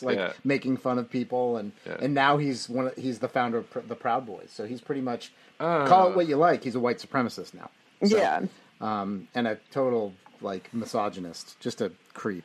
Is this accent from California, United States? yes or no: yes; Santa Rosa, California, United States; … and I were super stoked to see the … record in the background because we grew up in Santa Rosa